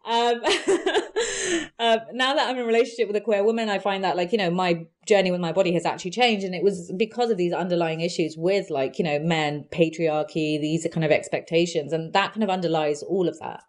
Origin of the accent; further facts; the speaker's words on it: London, United Kingdom; also born or lived in Feltham; I grew up in Southall and Hounslow.